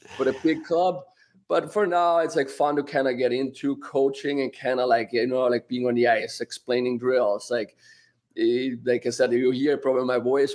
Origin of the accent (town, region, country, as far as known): Austria; moved away